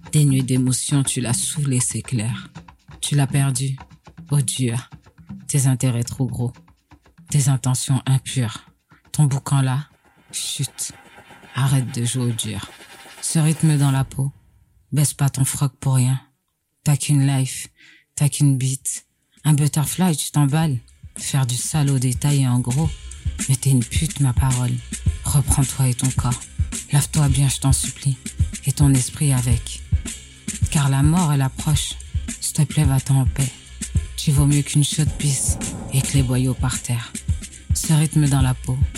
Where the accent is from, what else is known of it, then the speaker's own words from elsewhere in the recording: Saint-Denis, Île-de-France, France; Alors, non, je suis née à Saint-Denis, dans le 93. Ok. Voilà. Et euh, on a vécu en banlieue, épiné un peu partout.